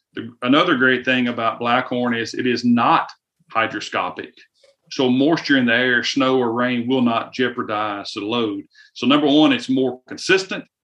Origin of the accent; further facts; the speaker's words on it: the South, United States; you can tell by the slang in my voice. I am from the South